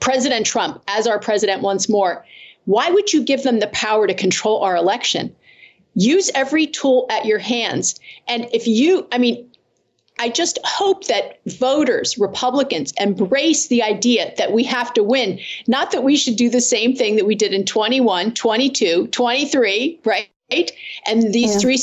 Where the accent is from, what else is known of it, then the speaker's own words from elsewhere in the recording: Pennsylvania, United States; in my home state of Pennsylvania